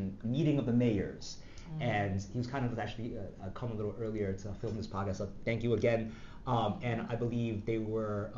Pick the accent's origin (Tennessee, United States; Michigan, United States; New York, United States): New York, United States; New York City; I grew up in Flushing, Queens